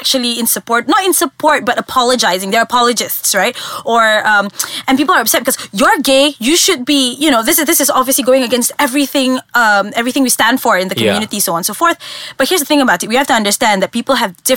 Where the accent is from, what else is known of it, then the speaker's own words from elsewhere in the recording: Malaysia; as a Malaysian, this is happening so close to home